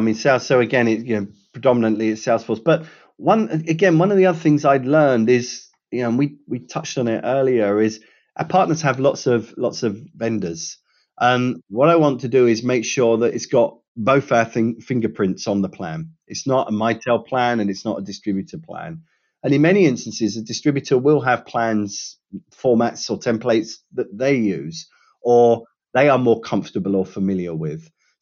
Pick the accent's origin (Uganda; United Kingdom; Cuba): United Kingdom; I can say this being a Brit and having worked in Europe for you know, many different organizations